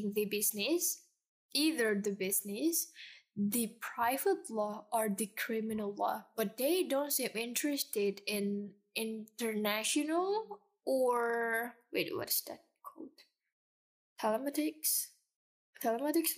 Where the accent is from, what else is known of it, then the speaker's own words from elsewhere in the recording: Jakarta, Indonesia; I'm that girl from Jakarta. Like, once you see me, you know I'm from Jakarta